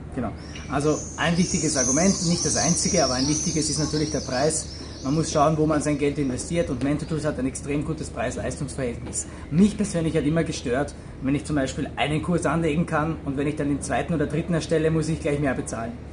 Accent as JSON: {"language": "German", "country": "Austria", "also_born_or_lived": "San Francisco / Moscow", "moved": "as an adult", "said": "Ich bin auch äh, aus Österreich."}